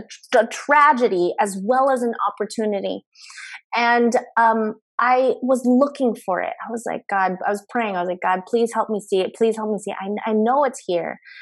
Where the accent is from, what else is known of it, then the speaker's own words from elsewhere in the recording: Philippines; now in Los Angeles, United States; I'm a Filipino immigrant